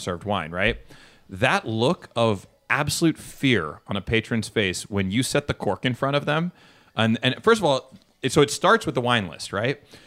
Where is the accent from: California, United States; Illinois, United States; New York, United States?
California, United States; Bay Area; I'm from the Bay Area